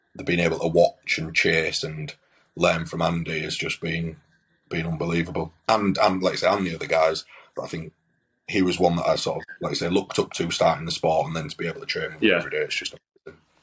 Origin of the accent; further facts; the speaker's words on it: Hull, Yorkshire and the Humber, United Kingdom; I'm obviously from Hull